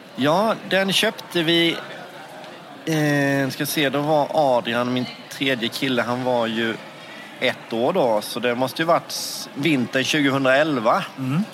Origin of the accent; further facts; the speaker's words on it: Gnosjö, Jönköping County, Sweden; Jag kommer från Gnosjö i Småland